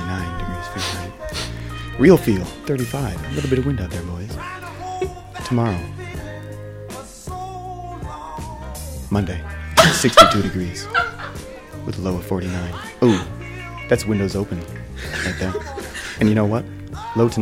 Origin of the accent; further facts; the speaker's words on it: Winnebago, Illinois, United States; I'm from Winnebago, Illinois